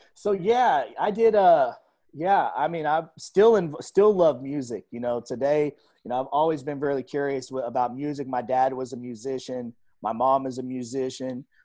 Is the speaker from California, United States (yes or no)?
no; Tulsa, Oklahoma, United States; I grew up in North Tulsa